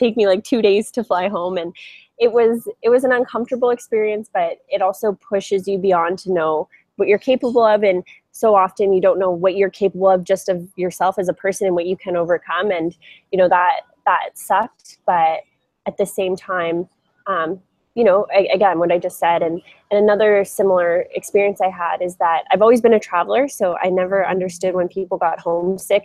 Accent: Canada; moved away as an adult; also born or lived in Europe / Asia / South America; now in Bali, Indonesia; I'm originally from Canada

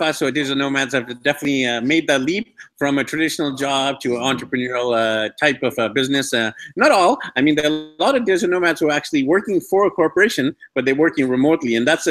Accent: Vancouver, British Columbia, Canada; moved away as an adult; also born or lived in Australia; back in my hometown of Vancouver, BC, Canada

